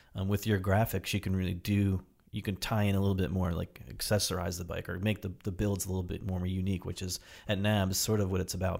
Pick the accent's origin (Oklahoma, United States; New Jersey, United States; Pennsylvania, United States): New Jersey, United States; now in Portland, United States; my buddies and I grew up in New Jersey